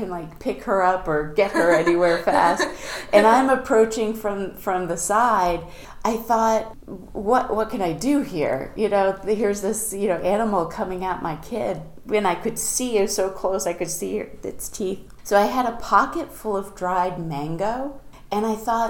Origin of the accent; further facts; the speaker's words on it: Concord, New Hampshire, United States; I grew up in Concord